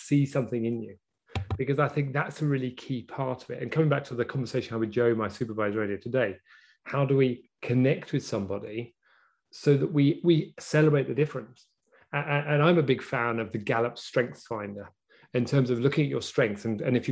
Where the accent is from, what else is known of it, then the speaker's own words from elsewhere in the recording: England, United Kingdom; as an English person